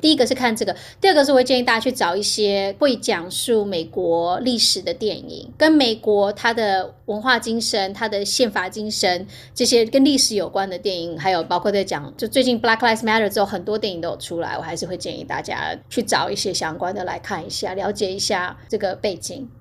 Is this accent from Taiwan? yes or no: yes; Hualien, Hualien County, Taiwan; also born or lived in St. Louis, United States; now in United States; 我是花莲长大的人，然后对。因为花莲是观光业